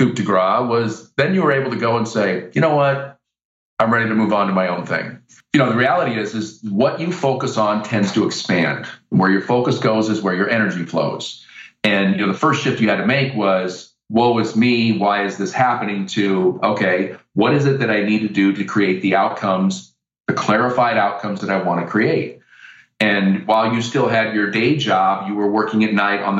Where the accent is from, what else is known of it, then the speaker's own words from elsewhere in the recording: Iowa, United States; I'm from Iowa.